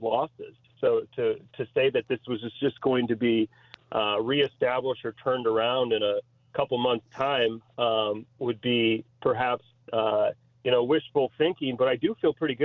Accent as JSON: {"language": "English", "town": "Grosse Pointe", "region": "Michigan", "country": "United States", "tie": "born or raised there", "moved": "as an adult", "lives_now": "Chicago, United States", "said": "getting back to my hometown"}